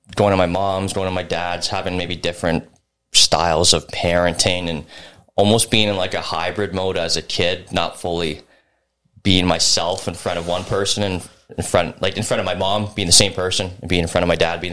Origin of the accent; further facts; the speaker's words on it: Hamilton, Ontario, Canada; Hamiltonian. Nothing crazy. Didn't come here from anywhere else